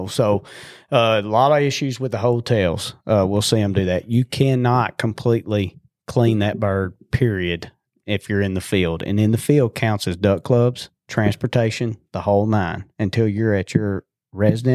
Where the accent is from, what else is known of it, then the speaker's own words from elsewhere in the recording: Dagmar, Arkansas, United States; also born or lived in Brinkley, Arkansas; I grew up in Cache River Bottoms up in Dagmar. That's where I come from.